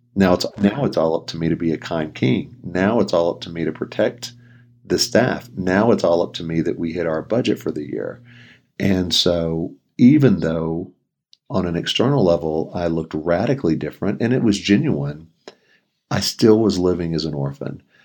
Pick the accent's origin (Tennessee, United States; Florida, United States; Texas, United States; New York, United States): Texas, United States; a town near Houston; moved away as an adult; now in Colorado Springs, United States; I grew up in Texas, was there the first twenty-seven years of my life in a, a town near Houston